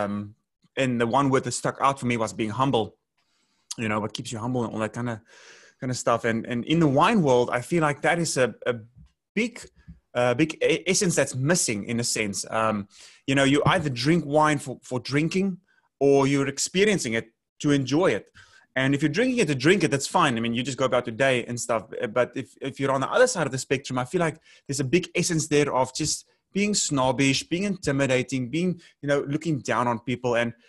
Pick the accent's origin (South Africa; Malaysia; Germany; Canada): South Africa; moved away as an adult; also born or lived in Northern California, United States; now in Los Angeles, United States; I'm originally from South Africa, born and raised, lived there for 26 years of my life